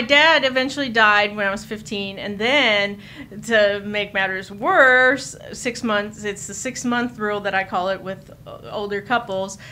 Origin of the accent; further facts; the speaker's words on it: Chicago, Illinois, United States; also born or lived in Du Quoin, Illinois / Carbondale, Illinois; now in Austin, United States; I was born in Chicago and lived there until I was thirteen.